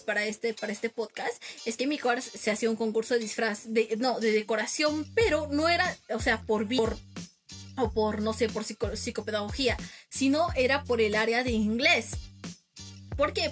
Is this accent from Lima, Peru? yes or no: no; Cusco, Peru; como buenos peruanos